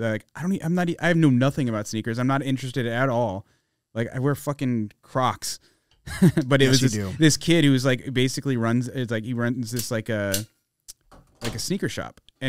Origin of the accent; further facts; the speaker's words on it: Arizona, United States; I mean, obviously like the Arizona stuff like looks dope and we're all from Arizona, so it's cool.